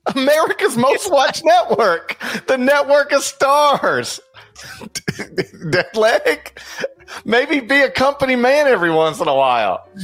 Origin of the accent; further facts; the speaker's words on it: Mississippi, United States; I'm from Mississippi.